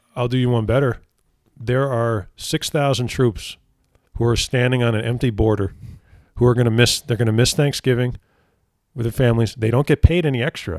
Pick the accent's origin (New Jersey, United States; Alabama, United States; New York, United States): New Jersey, United States; my home state of New Jersey.